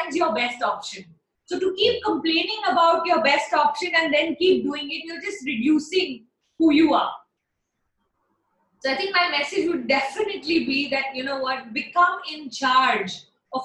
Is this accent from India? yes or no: yes; Delhi, India; now in Chennai, India; I'm a Punjabi from Delhi